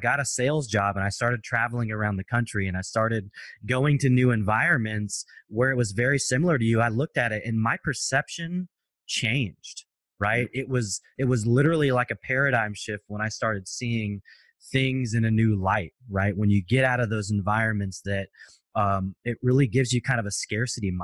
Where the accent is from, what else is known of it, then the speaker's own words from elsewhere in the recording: Portland, Oregon, United States; I grew up in North Portland, Oregon